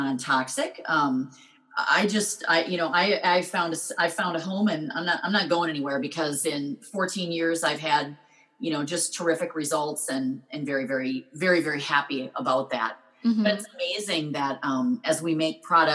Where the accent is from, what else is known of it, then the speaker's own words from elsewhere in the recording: Minnesota, United States; I'm from Minnesota